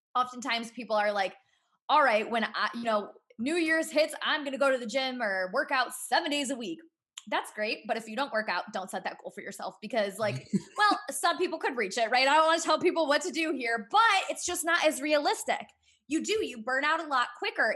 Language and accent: English; Cleveland, Ohio, United States; I'm from the Cleveland area